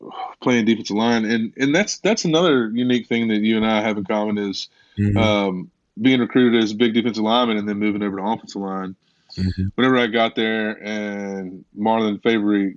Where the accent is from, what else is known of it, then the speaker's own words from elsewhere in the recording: West Monroe, Louisiana, United States; I came from a place in Louisiana. I'm from West Monroe, Louisiana